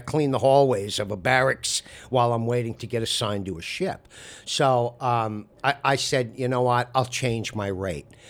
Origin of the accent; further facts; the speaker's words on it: Amagansett, New York, United States; also born or lived in Southampton; I was born and raised in Amagansett